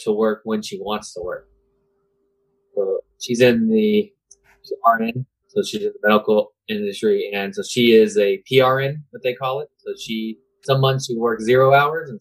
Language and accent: English; Tampa, Florida, United States; also born or lived in Plant City, Florida / Seffner, Florida; I was born here in Tampa, and I now live in Plant City